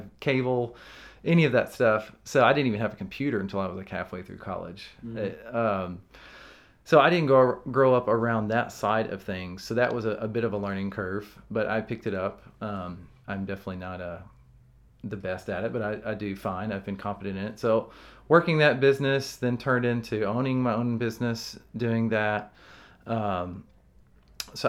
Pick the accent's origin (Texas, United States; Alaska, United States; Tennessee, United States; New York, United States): Tennessee, United States; Humboldt; also born or lived in Nashville / Nevada; now in Jackson, United States; I grew up in Humboldt.